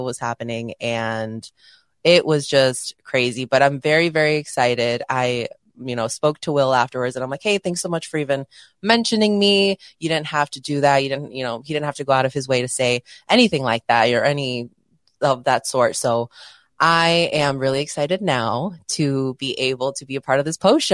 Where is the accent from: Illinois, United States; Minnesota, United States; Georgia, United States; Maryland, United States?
Illinois, United States; Chicago; I'm from Chicago.